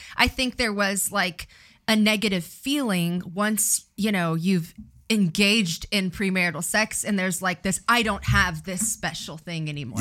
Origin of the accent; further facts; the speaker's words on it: Riverside, California, United States; I, I grew up in Riverside